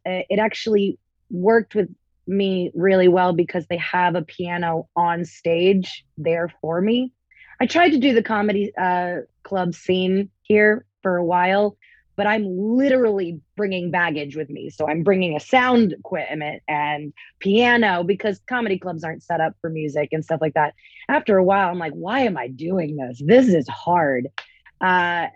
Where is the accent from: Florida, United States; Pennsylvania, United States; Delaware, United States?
Florida, United States; Tampa; moved away as an adult; also born or lived in Orlando, Florida; now in Las Vegas, United States; I'm originally from Florida. I was born and raised in Tampa.